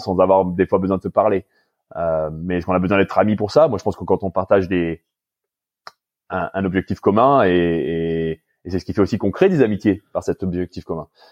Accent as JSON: {"language": "French", "country": "France", "tie": "born or raised there", "moved": "as an adult", "lives_now": "Canada", "said": "en ayant grandi en France et en étant français"}